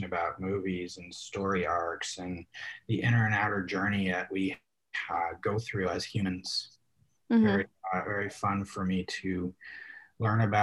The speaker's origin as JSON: {"language": "English", "region": "Alaska", "country": "United States", "tie": "born or raised there", "said": "I grew up in Alaska."}